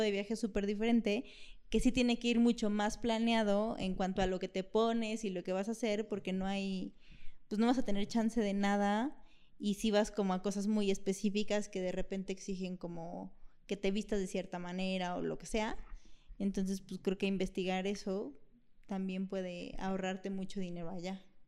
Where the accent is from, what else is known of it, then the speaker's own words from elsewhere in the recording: Mexico; Soy mexicana